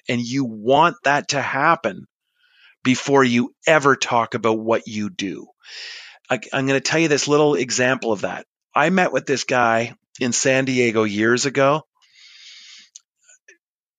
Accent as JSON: {"language": "English", "country": "Canada", "said": "yeah, I am"}